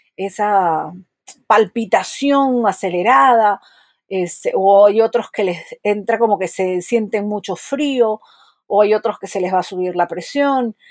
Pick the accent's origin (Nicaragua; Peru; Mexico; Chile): Peru; soy psicóloga, soy de Perú